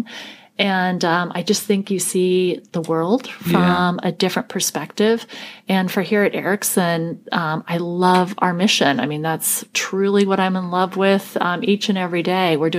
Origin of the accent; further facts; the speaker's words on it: Portland, Oregon, United States; Portland is my hometown, and I like to think that I've made a really conscious choice to stay here. I mean, having been born and raised here